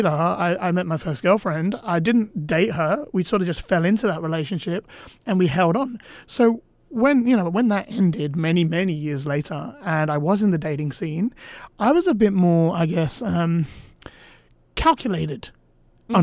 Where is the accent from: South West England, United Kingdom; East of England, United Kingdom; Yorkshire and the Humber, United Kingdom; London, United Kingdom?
London, United Kingdom; I grew up in London